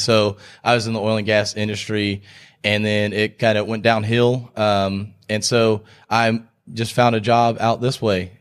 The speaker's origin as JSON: {"language": "English", "region": "Texas", "country": "United States", "tie": "born or raised there", "also_born_or_lived": "Houston / Statesboro, Georgia", "moved": "as an adult", "lives_now": "Greenville, United States", "said": "I grew up in Texas, lived there for twenty-four years"}